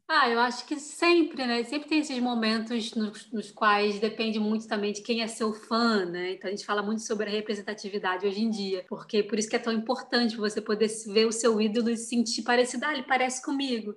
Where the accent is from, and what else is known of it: Brazil; moved away; also born or lived in Europe